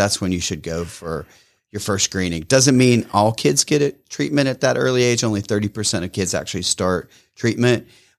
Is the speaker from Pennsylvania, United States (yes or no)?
yes; Pennsylvania, United States; I grew up in southwestern Pennsylvania, just above the West Virginia border.